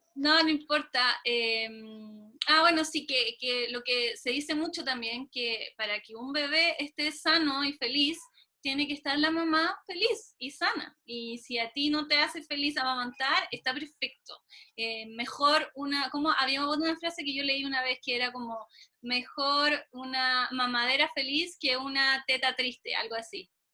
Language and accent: Spanish; Chile; yo no soy de Chile, me crié en Chile desde los cinco años, pero no soy de acá.